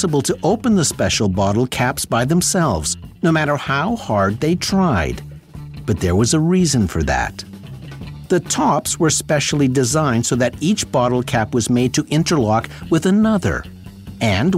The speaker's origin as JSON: {"language": "English", "town": "Sudbury", "region": "Ontario", "country": "Canada", "tie": "born or raised there", "said": "When I was growing up in Sudbury in the late 60s and early 70s"}